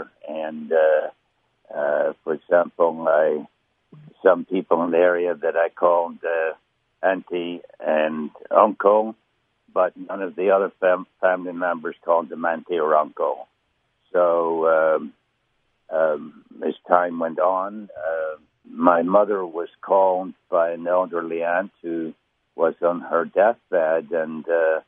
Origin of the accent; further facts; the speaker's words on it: Coleraine, Northern Ireland, United Kingdom; also born or lived in Portstewart, Northern Ireland; I was born in Port Stewart in Northern Ireland, beautiful place, and raised in a town called Coleraine